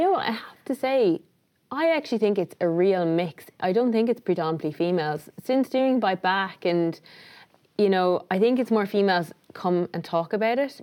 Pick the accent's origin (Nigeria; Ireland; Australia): Ireland; Tipperary, Munster; moved away as an adult; also born or lived in New York; I grew up in Tipperary